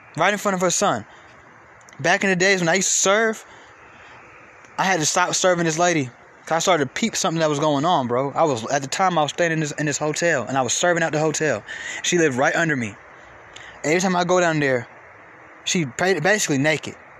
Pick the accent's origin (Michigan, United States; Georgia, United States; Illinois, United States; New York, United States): Georgia, United States; Atlanta; I'm from Atlanta